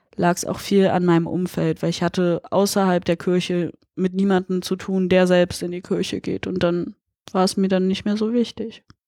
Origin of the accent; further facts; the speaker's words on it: Berlin, Germany; Ich komme aus Berlin, Friedrichshain, aufgewachsen, lebe hier auch immer noch.